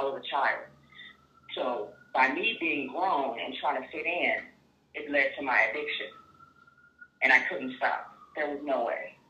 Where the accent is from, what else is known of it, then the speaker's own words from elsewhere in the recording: Inglewood, California, United States; also born or lived in Long Beach, California; I'm from Long Beach, California. Been here all my life. I'm 36 years old. I was actually grew up in Inglewood.